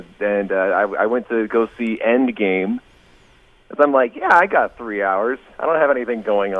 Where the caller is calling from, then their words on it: Pullman, Washington, United States; All the way from Pullman, Washington, in the middle of nowhere.